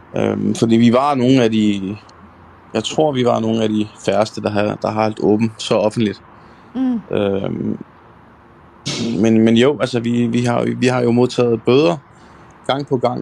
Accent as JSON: {"language": "Danish", "country": "Denmark", "tie": "born or raised there"}